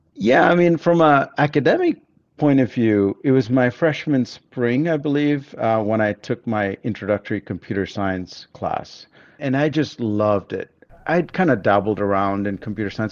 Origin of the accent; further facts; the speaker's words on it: Bangalore, Karnataka, India; moved away; also born or lived in Germany / United States; I grew up in Bangalore